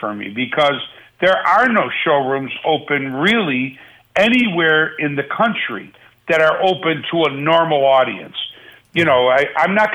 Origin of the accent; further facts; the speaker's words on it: Buffalo, New York, United States; now in Las Vegas, United States; I love my hometown